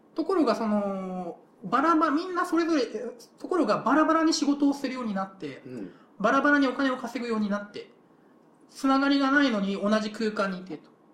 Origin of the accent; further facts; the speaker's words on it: Kyushu, Japan; moved away; 自分の故郷、九州の話ですけど